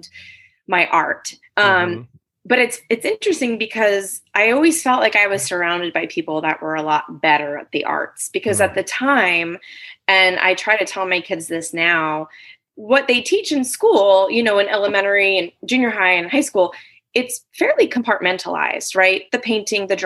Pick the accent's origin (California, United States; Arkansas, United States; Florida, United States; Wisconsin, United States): California, United States; also born or lived in New Providence, New Jersey; now in San Luis Obispo, United States; when I was in fourth grade, I ended up moving to the West Coast and then grew up the rest of my life in California